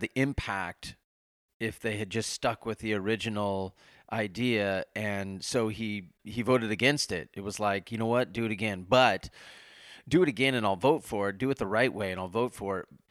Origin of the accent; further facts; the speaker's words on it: Nebraska, United States; I grew up in Nebraska